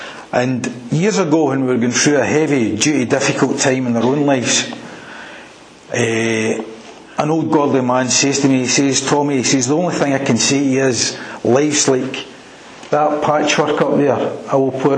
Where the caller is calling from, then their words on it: Airdrie, Scotland, United Kingdom; I'm calling you for a stay in Airdrie. Yeah, you know, it's between Glasgow and Edinburgh, you wouldn't know it.